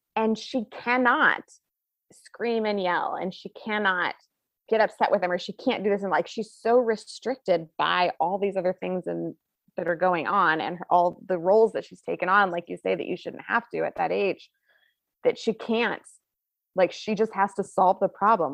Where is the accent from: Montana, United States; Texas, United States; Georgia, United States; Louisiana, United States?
Montana, United States; Bonner; I'm from Bonner, which is outside of Missoula.